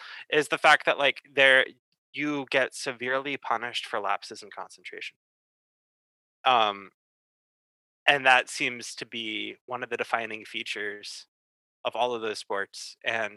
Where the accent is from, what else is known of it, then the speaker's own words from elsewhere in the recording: Chapel Hill, North Carolina, United States; I grew up in Chapel Hill, North Carolina, and went to UNC.